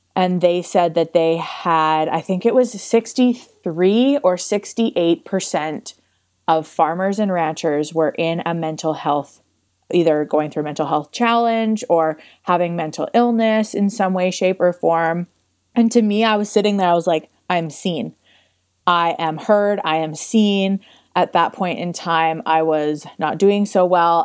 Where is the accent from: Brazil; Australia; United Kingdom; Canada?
Canada; Crossfield, Alberta; I grew up in Crossfield, Alberta